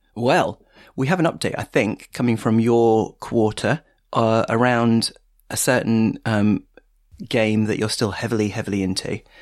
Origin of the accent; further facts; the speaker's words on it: Stevenage, East of England, United Kingdom; I grew up in Stevenage